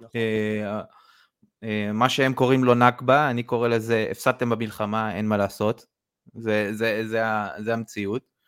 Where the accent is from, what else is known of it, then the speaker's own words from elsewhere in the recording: Israel; זה המקום ש, שנולדתי, שחייתי פה